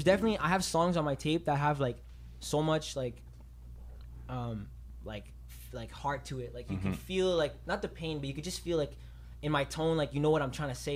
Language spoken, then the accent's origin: English; Montreal, Quebec, Canada; also born or lived in Rosemère; I was more plateau. I was a Mile End kid